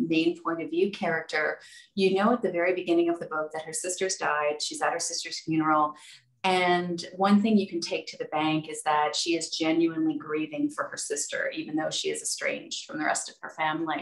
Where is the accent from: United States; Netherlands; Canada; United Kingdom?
Canada; Toronto, Ontario; moved away; I got into it by pitching stories about my hometown. I'm from Toronto originally